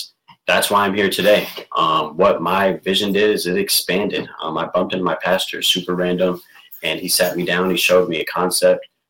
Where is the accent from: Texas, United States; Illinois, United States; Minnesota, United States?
Minnesota, United States; Burnsville; I'm from Burnsville, Minnesota, an entrepreneur out here. I grew up, born and raised, Burnsville